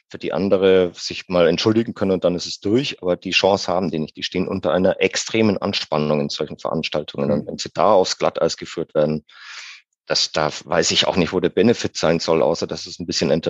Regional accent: Bavaria, Germany; Ich bin allerdings auch leidensfähig. Ich bin Franke. Insofern könnte ich jetzt äh, sagen, ich habe mit Nürnberg überhaupt keine Probleme.

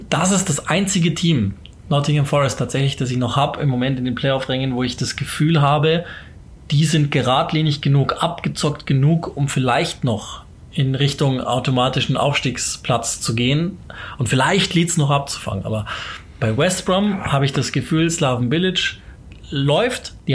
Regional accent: Germany; Also wie gesagt, wir sind Deutsche.

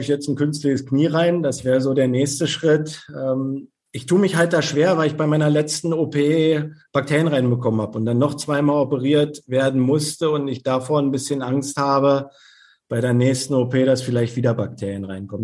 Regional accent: Berlin, Germany; moved away as an adult; also born or lived in Leverkusen / Hamburg / Birmingham; now in Rostock, Germany; Ich bin gebürtiger Berliner.

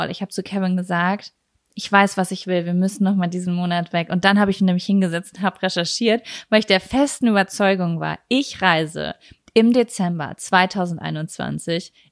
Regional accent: Lübeck, Schleswig-Holstein, Germany; in Lübecker. Aha. meiner Heimatstadt, wo ich gerade bin.

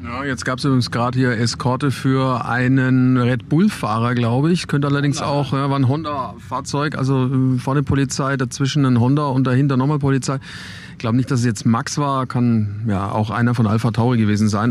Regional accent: Germany; Wir als Deutsche

